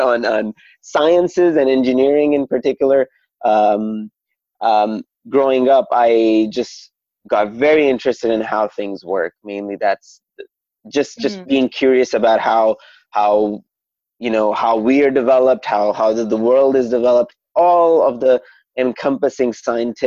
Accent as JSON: {"language": "English", "country": "Saudi Arabia", "tie": "born or raised there", "moved": "yes", "said": "I am a first generation Pakistani that was born in Saudi Arabia."}